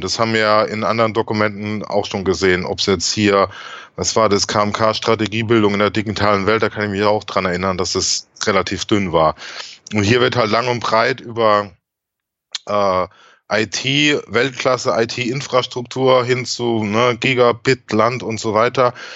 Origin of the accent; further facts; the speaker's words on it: Germany; bei uns in Deutschland